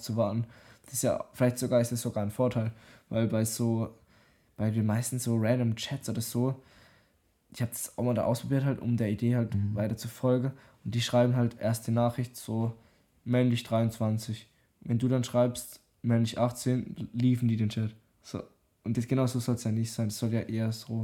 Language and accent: German; Germany; ich bin aus Deutschland